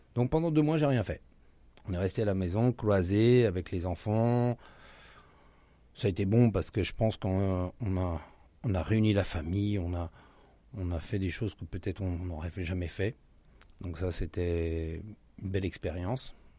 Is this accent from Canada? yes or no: no; France; moved away as an adult; now in Rio de Janeiro, Brazil; on est français